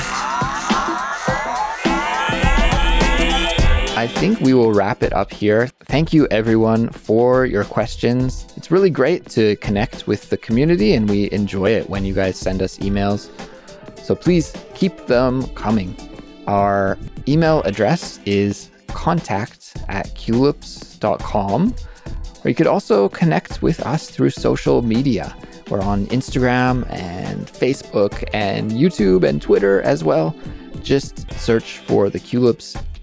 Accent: Kelowna, British Columbia, Canada; I would love to go back to Kelowna, my hometown

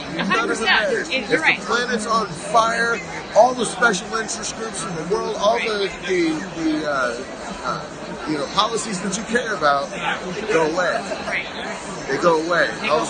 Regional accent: Missouri, United States; I'm from Missouri.

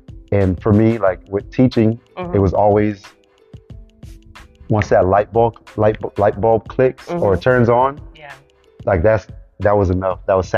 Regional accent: Miami, Florida, United States; born there; now in Orlando, United States; I am Haitian American. {S0} Okay. {S1} Born in Miami, Florida. And then I've been in the Orlando area about 10 years.

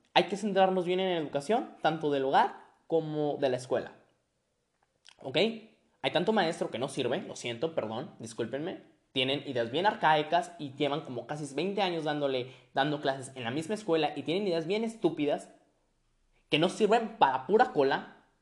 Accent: Monterrey, Nuevo León, Mexico; Soy regio. Soy regio, entonces, pues, por ende, ¿no? y mexicano, regio mexicano

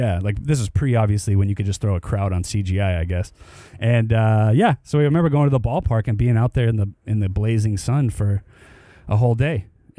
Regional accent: Bay Area, California, United States; I'm from the Bay Area

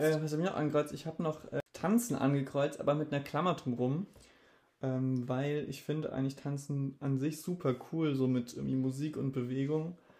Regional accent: Rastatt, Baden-Württemberg, Germany; ich bin in Rastatt geboren.

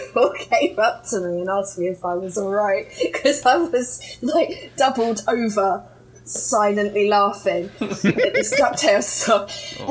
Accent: Kent, South East England, United Kingdom; I'm from Kent, which is like the southeast corner.

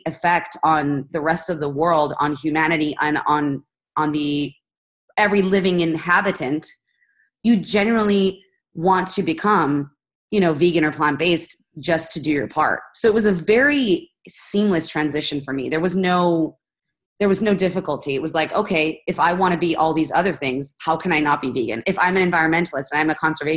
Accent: Spain; I'm Spanish Italian and I grew up in Spain.

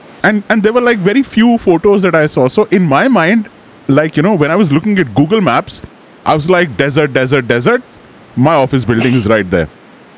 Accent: Delhi, India; moved away; I've been born and brought up in Delhi

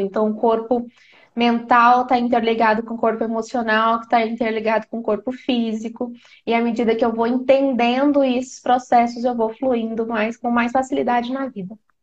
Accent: Uberlândia, Minas Gerais, Brazil; moved away; Nós somos de Uberlândia

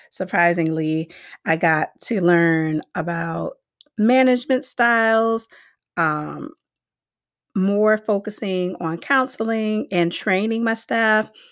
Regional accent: Miami, Florida, United States; moved away as an adult; also born or lived in Gaffney, South Carolina; now in Hartford, United States; I grew up in Miami, Florida

